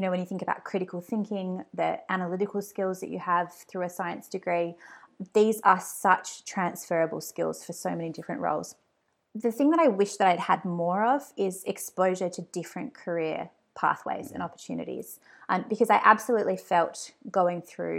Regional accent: Hobart, Tasmania, Australia; In Tassie, yeah. It was a fantastic place to grow up. I lived in Hobart with my family, and it's just a really beautiful, very quiet life.

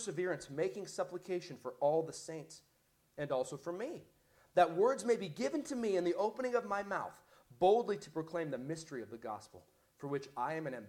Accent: United States; I'm American

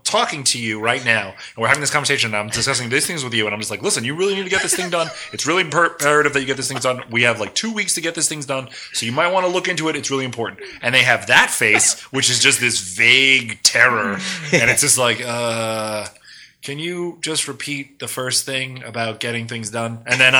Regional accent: New York, United States; accent: New York

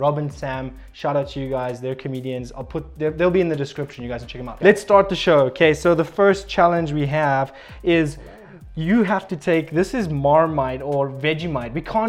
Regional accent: South Africa; I'm a South African.

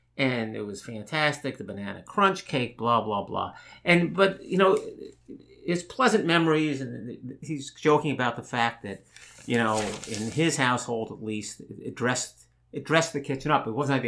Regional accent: Long Island, New York, United States; I grew up in Long Island

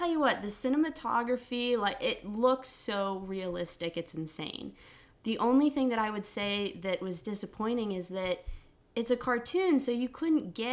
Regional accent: Bridgeville, Pennsylvania, United States; I'm from Pittsburgh, yeah. but if we get more into it, Bridgeville, a suburb of Pittsburgh.

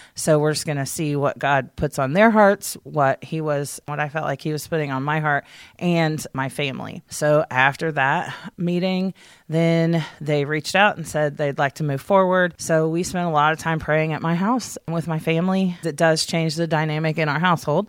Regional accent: Columbus, Indiana, United States; also born or lived in Hayden, Indiana; We both grew up pretty much in Columbus.

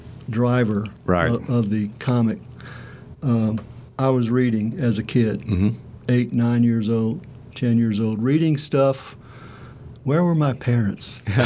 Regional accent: Louisiana, United States; also born or lived in Oxford, Mississippi; now in Starkville, United States; I, from Louisiana, have moved through the institutions in Mississippi.

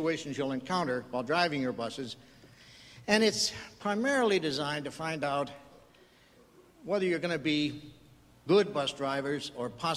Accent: Chicago, Illinois, United States; I grew up in Chicago, and the area of town I grew up in was at the end of the bus line

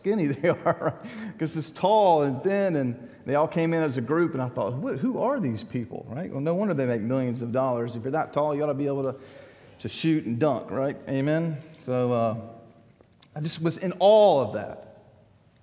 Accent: Columbia, South Carolina, United States; growing up in Columbia

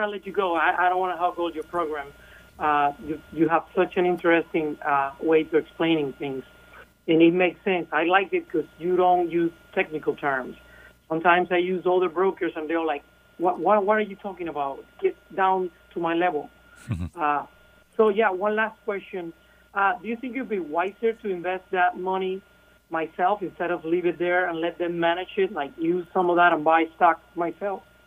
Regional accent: Cuba; first language Spanish; English is a second language; moved away; originally from Cuba, so Spanish is my first language

